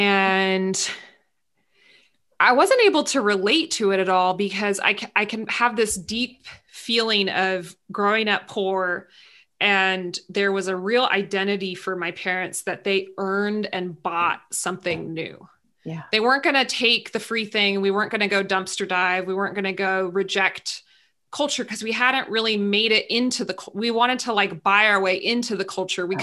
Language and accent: English; San Luis Obispo, California, United States; in my hometown where i live now in san luis obispo california